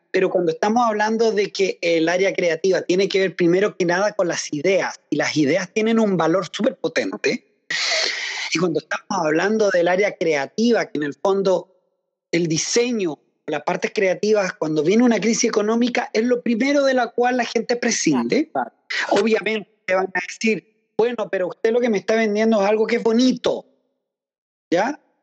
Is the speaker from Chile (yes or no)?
yes; Chile; para mí como chileno